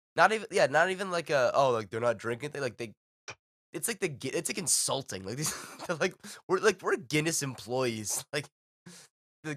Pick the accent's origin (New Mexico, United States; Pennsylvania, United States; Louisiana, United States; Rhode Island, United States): Rhode Island, United States; Providence or Pawtucket